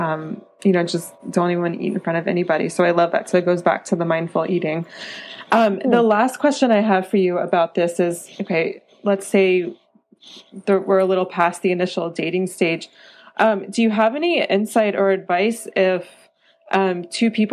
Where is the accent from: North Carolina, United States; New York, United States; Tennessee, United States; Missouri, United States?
North Carolina, United States; moved away; I'm from the mountains. I'm from North Carolina, smaller than the Rocky Mountains, but I definitely miss that mountain life.